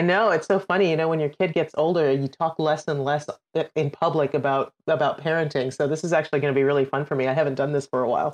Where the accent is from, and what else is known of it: Trinidad & Tobago; born or raised there; also born or lived in United Kingdom; now in United States